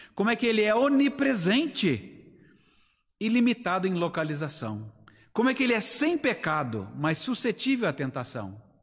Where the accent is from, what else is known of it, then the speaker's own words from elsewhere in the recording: Brazil; eu sou brasileiro